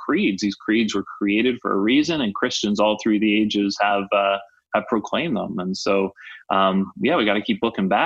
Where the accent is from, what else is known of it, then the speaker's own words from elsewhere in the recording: Canada; I'm Canadian